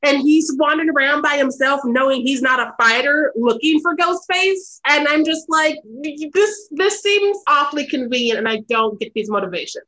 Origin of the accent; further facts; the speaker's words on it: United States; I'm an American